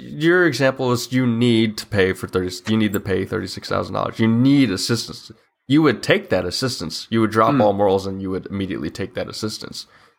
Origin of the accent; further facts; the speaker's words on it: United States; Yes, I'm from the United States. I am a U.S. citizen.